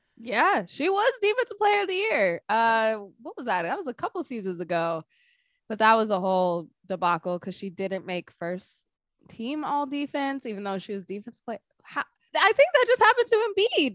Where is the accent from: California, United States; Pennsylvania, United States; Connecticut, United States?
California, United States; Sacramento; I'm from Sacramento